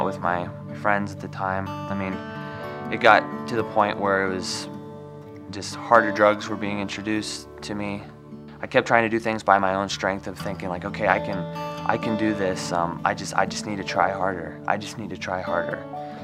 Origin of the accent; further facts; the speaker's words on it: Gibbon, Nebraska, United States; moved away as an adult; also born or lived in Nashville; I was raised in Gibbon, Nebraska.